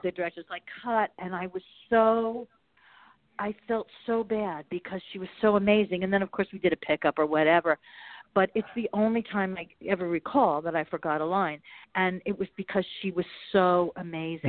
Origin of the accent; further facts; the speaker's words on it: Bergenfield, New Jersey, United States; moved away as an adult; also born or lived in Malibu; now in Marina del Rey, United States; I grew up in New Jersey, but I not near the water in Bergenfield